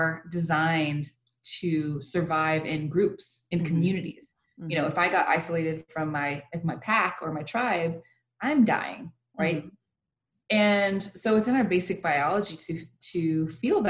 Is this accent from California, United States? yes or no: no; El Paso, Texas, United States; also born or lived in Lubbock / Phoenix, Arizona / Mexico; born and raised in El Paso